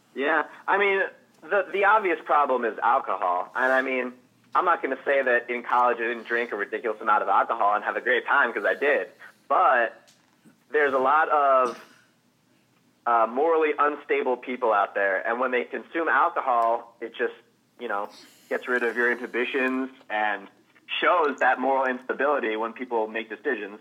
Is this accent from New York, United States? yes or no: yes; New York, United States; I am from New York.